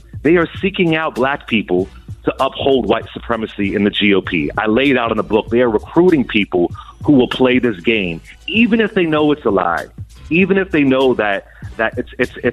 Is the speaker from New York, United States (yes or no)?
no; Philadelphia, Pennsylvania, United States; I'm from West Philly.